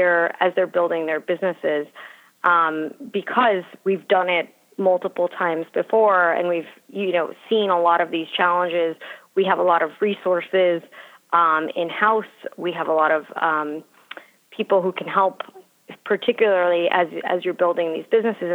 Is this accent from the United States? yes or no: yes; Miami, Florida, United States; moved away as an adult; also born or lived in Philadelphia; I grew up in Miami and went to University of Pennsylvania for undergrad